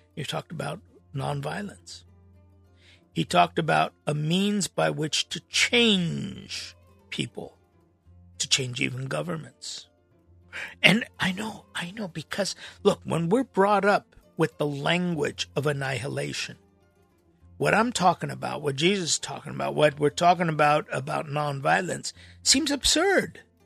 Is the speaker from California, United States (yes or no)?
yes; Los Angeles, California, United States; growing up in Los Angeles